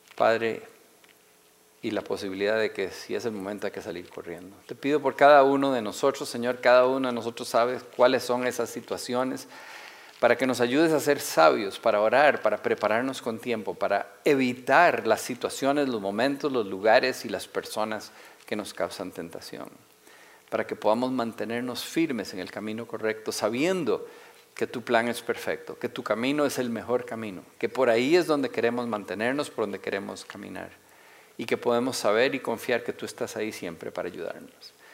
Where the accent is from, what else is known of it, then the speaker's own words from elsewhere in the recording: Costa Rica; Todos tenemos una Biblia en la casa porque nacimos en Costa Rica